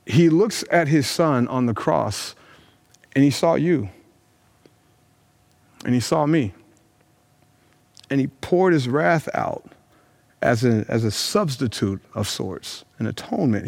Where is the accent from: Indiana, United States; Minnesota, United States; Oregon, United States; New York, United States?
Indiana, United States; Brownsburg; my hometown of Brownsburg, Indiana, where I've grown up